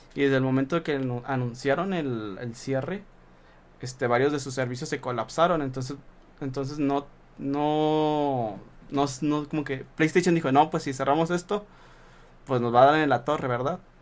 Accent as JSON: {"language": "Spanish", "town": "Saltillo", "region": "Coahuila", "country": "Mexico", "said": "somos de Saltillo"}